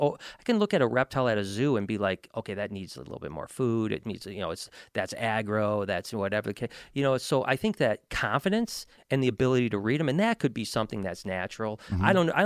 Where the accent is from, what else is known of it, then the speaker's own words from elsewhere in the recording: Detroit, Michigan, United States; Well, there's not a lot of great stuff in Michigan, to be honest. That's why I'm from the Detroit area.